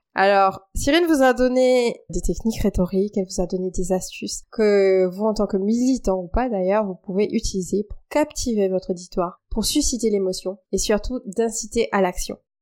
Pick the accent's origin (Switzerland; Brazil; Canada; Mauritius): Mauritius; now in France; quand je suis arrivée en France, parce je suis mauricienne, donc je suis arrivée de l'île Maurice